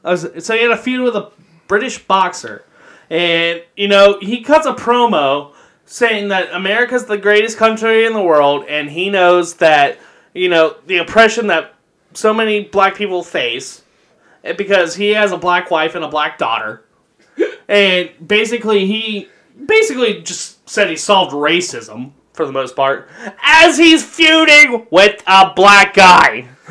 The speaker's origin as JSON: {"language": "English", "region": "Kentucky", "country": "United States", "said": "I'm from Kentucky here"}